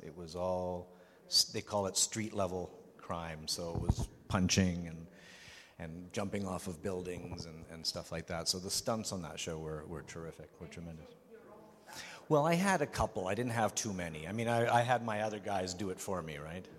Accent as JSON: {"language": "English", "town": "Vancouver", "region": "British Columbia", "country": "Canada", "tie": "born or raised there", "also_born_or_lived": "Prague, Czech Republic"}